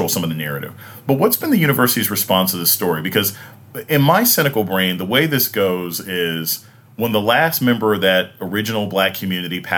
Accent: Newport News, Virginia, United States; my family went there. I was born down there.

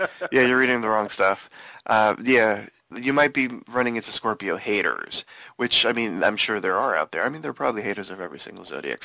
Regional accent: Miami, Florida, United States; We're all from Miami.

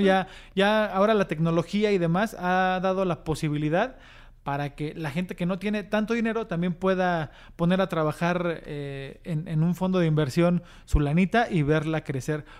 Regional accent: Mexico; los nuevos mexicanos que cada vez vamos siendo

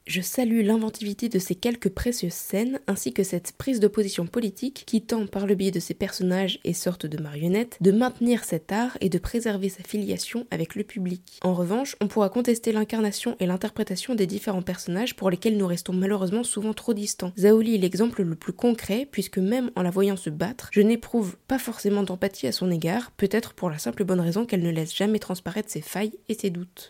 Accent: Metz, Grand Est, France; moved away; je suis né à Metz et j'ai fait les beaux-arts de Metz là-bas pendant, 6 six ans.

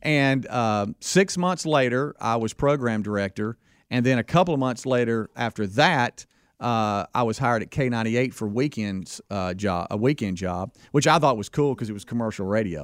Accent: Pascagoula, Mississippi, United States; I, I grew up in Pascagoula, Mississippi

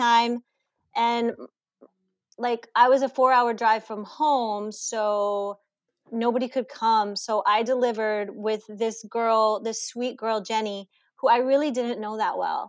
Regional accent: New Mexico, United States; I'm from New Mexico

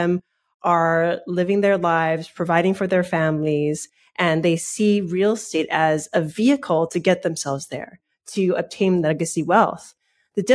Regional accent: Hawaii, United States; I'm from Hawaii. I have family in Maui. I have friends in Maui.

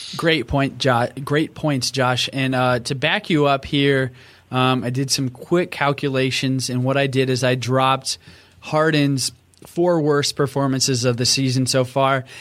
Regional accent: Oklahoma, United States; moved away as an adult; I grew up in Oklahoma, eighteen good years there, born and raised

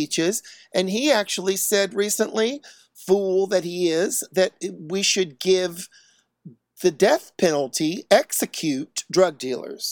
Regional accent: Chattanooga, Tennessee, United States; I'm from Chattanooga

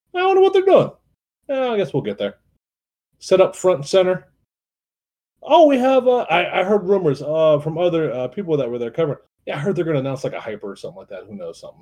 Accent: Youngstown, Ohio, United States; I'm from Youngstown

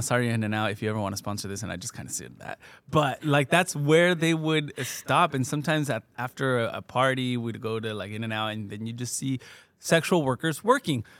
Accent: Fontana, California, United States; also born or lived in Michoacán; I grew up in Fontana

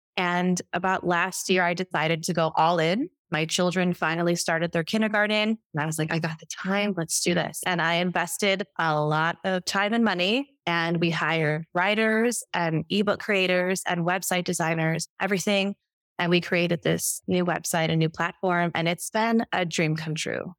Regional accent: Chicago, Illinois, United States; moved away as an adult; Come from Chicago, Illinois, and I was raised on McDonald's

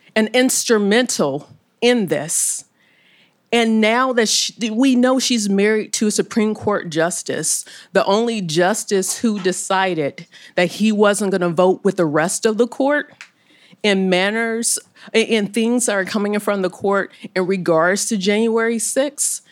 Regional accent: Omaha, Nebraska, United States; I'm from Omaha, Nebraska. I'm sure there's a lot of questions with how it's a black girl from Omaha, Nebraska, on both sides of the family.

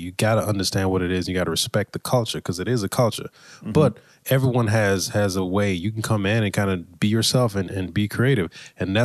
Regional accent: South Florida, United States; accent: a little twang; I'm from South Florida, so I'm going to speak with a little, you know, with a little twang

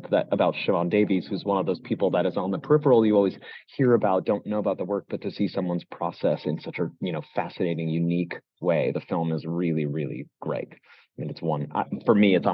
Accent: New York City, New York, United States; I'm, a New, I'm a New Yorker, so

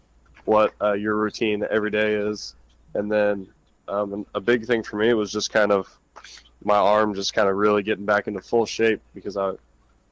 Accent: Oklahoma, United States; moved away as an adult; I born and raised there

